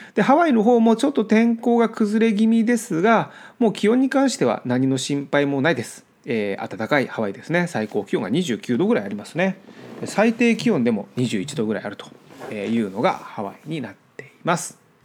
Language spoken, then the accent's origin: Japanese; Japan; moved away as an adult; now in United States; 僕が日本で育ってきた環境